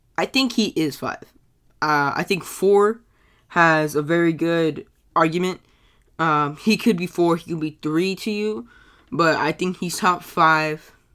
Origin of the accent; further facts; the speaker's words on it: United States; I'm American.